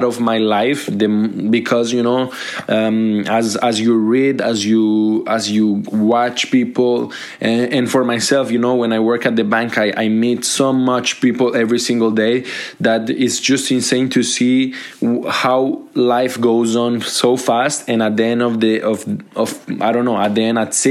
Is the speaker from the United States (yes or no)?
no; Colombia; now in Montreal, Canada; I'm from Colombia. I'm a Colombian immigrant